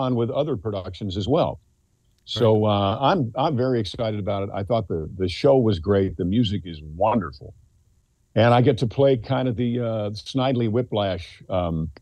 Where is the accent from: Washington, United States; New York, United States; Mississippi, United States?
New York, United States; Mount Kisco; I'm from Mount Kisco, New York